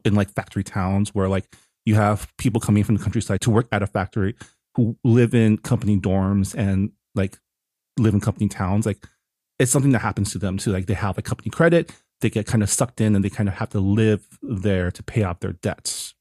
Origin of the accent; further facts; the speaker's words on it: Canada; now in United States; I got harassed by a border agent once for being Canadian and having green card.